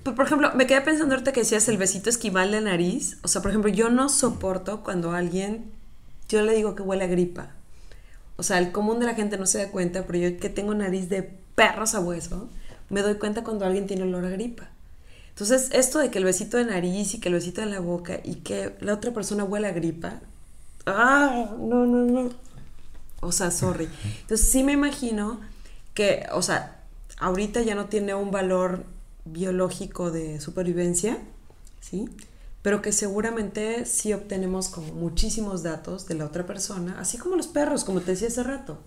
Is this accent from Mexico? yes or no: yes; Mérida, Yucatán, Mexico; la ciudad en donde yo nací